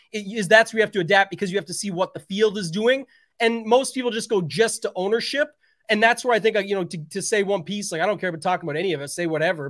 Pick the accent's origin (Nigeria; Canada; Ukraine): Canada; I am Canadian